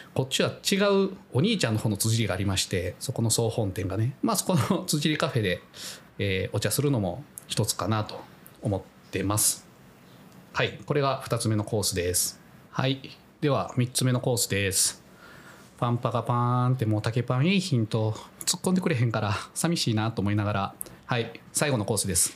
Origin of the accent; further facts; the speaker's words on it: Kyoto, Japan; 私が京都出身なので